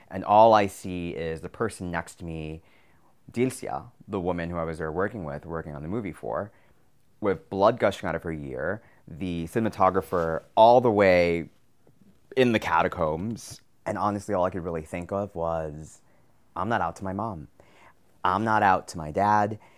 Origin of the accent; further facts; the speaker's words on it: New York City, New York, United States; also born or lived in Nicaragua; I am from Nicaragua, raised in New York City